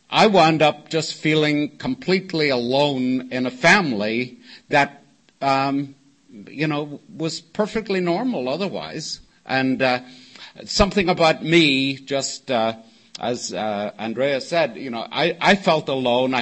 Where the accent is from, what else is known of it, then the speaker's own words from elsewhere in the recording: Northern Ireland, United Kingdom; now in Oceanside, United States; Originally, I was born in Northern Ireland